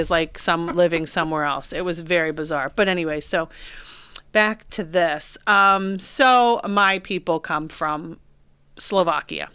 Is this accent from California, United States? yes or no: no; Beavercreek, Ohio, United States; you and I grew up in Beaver Creek